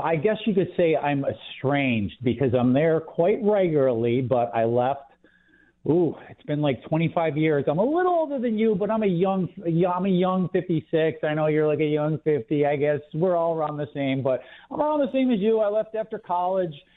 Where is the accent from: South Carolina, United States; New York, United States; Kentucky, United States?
New York, United States; moved away as an adult; now in Texas, United States; growing up in New York, I was always left of center